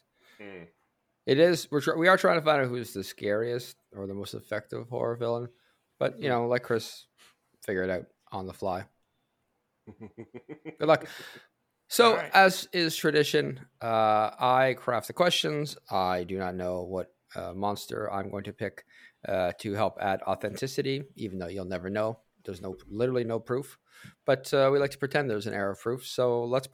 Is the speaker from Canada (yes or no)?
yes; Canada; In honor of being Canadian